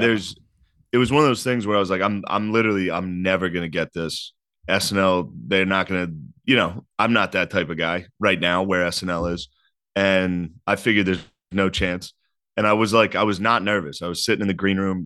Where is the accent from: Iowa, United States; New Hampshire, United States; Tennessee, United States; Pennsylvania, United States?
Pennsylvania, United States; Harrisburg; I'm from Harrisburg, Pennsylvania